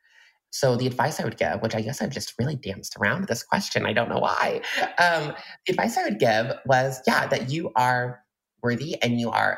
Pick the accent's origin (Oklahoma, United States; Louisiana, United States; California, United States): Oklahoma, United States; Mustang; now in Chicago, United States; I am originally from Mustang, Oklahoma, which is like this like little tiny baby cowboy town in Oklahoma.